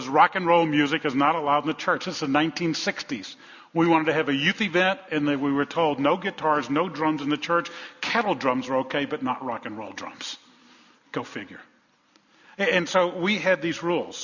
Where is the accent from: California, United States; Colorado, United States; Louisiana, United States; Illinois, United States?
Louisiana, United States; New Orleans; I grew up in the Deep South, in New Orleans, in the 1960s